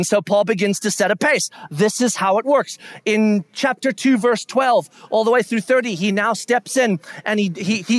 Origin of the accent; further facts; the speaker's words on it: United States; we are American, meaning Western